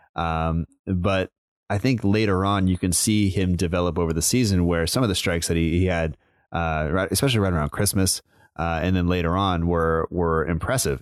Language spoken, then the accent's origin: English; United States; I'm American